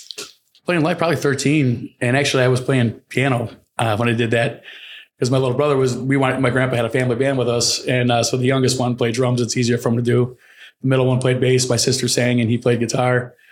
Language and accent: English; Indiana, United States; now in Chicago, United States; I'm from Indiana